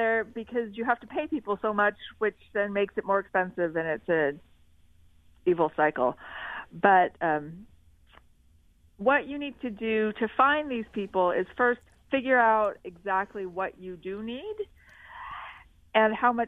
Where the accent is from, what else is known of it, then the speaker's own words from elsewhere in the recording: Salt Lake City and St. George, Utah, United States; I grew up in Salt Lake in St. George, and so I know the area